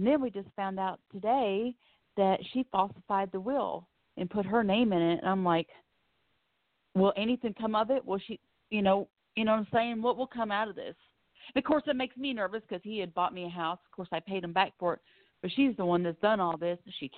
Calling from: Florida, United States; Yes, I'm calling from Florida.

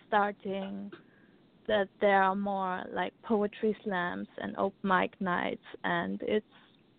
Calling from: Austria; From Austria.

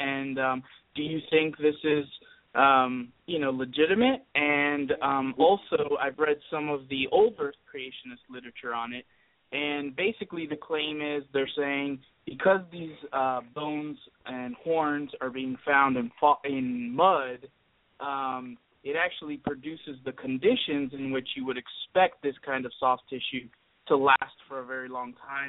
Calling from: Florida, United States; I'm calling from Florida.

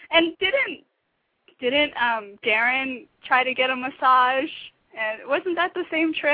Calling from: Atlanta, Georgia, United States; It's …. I'm in Atlanta.

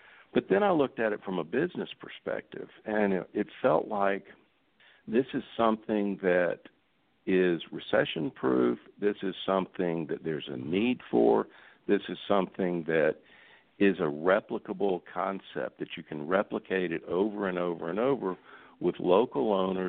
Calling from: Atlanta, Georgia, United States; I am in Atlanta, Georgia.

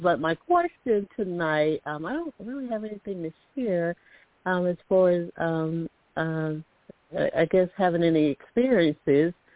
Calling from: Alabama, United States; I'm calling from Alabama

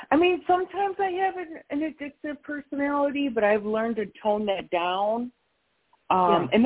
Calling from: North Carolina, United States; I'm in North Carolina.

